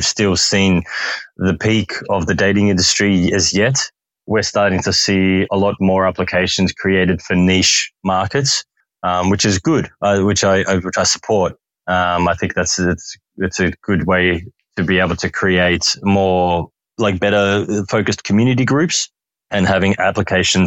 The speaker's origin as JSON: {"language": "English", "town": "Melbourne", "region": "Victoria", "country": "Australia", "said": "from Melbourne, Australia"}